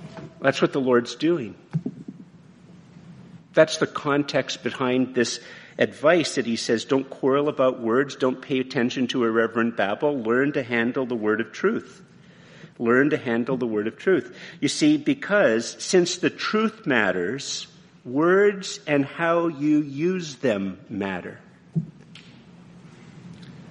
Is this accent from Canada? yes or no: yes; Canada; I'm very Canadian, eh? Yeah, I'm very Canadian